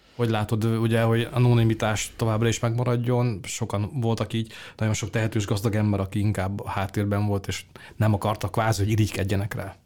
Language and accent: Hungarian; Hungary; mi magyarok